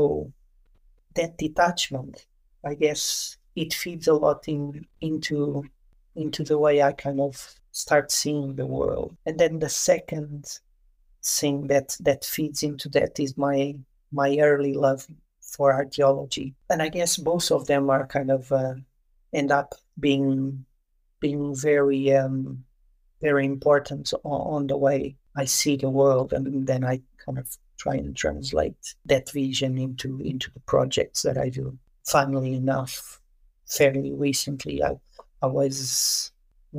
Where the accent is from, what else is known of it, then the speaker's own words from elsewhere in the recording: Lisbon, Portugal; also born or lived in Douro region, Portugal; we moved to Portugal. I grew up mostly around Lisbon